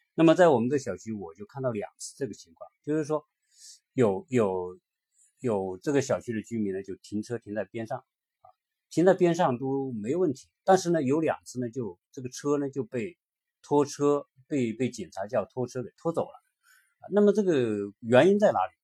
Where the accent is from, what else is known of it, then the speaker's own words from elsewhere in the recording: China; 我们作为一个中国人